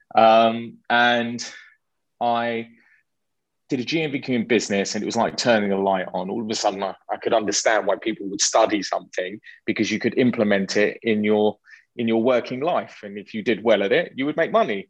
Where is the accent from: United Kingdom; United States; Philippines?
United Kingdom; London; a Jewish boy growing up in London